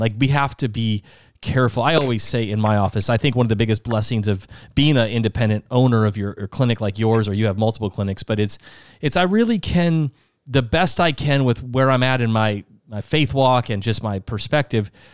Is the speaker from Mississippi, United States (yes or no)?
no; Sioux Falls, South Dakota, United States; also born or lived in Minnesota; now in Florida, United States; we're from Sioux Falls, South Dakota. That's home.